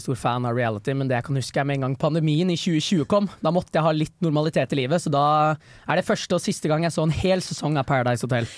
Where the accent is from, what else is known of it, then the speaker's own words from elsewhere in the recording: Bærum, Viken, Norway; jeg er født i 2003, og jeg er rett utafor Oslo, er det jeg liker å si. Men uh, dessverre er jeg fra Bærum